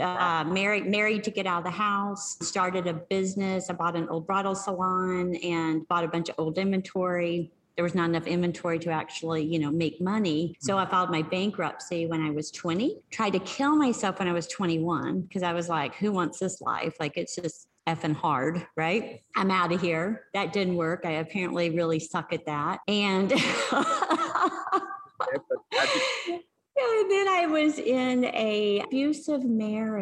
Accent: Arkansas, United States; I grew up in Arkansas.

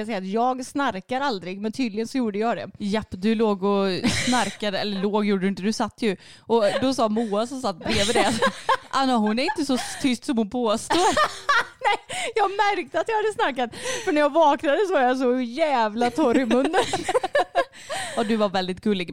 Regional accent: Sweden; för mig som är svensk

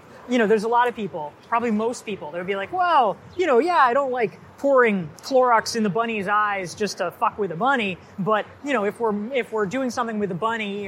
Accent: North Carolina, United States; I grew up in North Carolina, and it was in a small town.

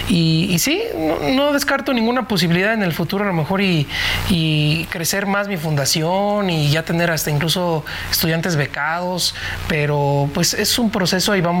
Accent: Nicolás Romero, State of Mexico, Mexico; me fui al Palacio Municipal de Nicolás Romero, donde soy originalmente del Estado de México

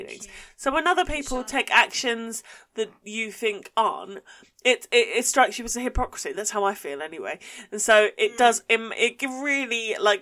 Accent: Essex, East of England, United Kingdom; accent: Essex; And people know I'm from Essex. It's not like I hide my accent or anything

